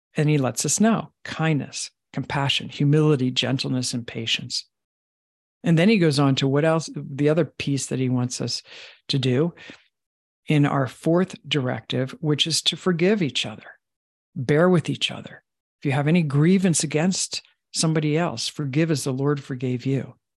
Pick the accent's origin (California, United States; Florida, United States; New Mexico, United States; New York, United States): New York, United States; Long Island; I was raised in Long Island